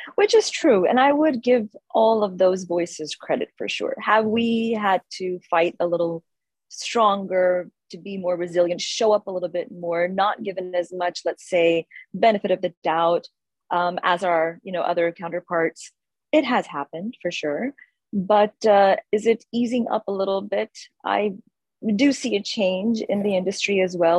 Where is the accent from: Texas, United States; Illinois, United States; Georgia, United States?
Texas, United States; Houston; moved away as an adult; also born or lived in India / Pune, India; the first 19 years of my life, I grew up here in Houston, Texas